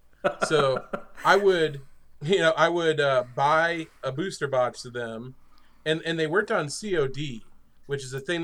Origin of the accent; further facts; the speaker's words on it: northern New York, United States; I grew up in a very rural area in northern New York